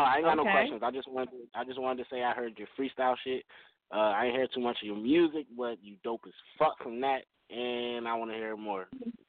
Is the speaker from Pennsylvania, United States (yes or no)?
yes; Philadelphia, Pennsylvania, United States; I'm from Philly.